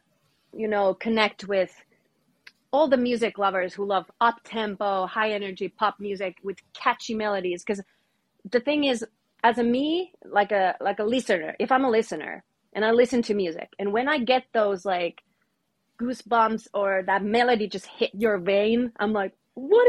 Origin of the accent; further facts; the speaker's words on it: Finland; from Finland